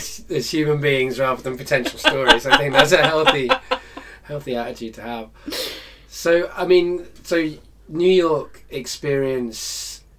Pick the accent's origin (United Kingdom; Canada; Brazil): United Kingdom; Lancaster, North West England; now in London, United Kingdom; I came from Lancaster, which is, I guess, like the Midwest. It's the it's in the north. It's a small town.